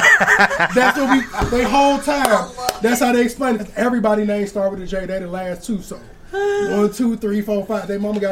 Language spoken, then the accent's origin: English; Aurora, Illinois, United States; my hometown of Aurora, Illinois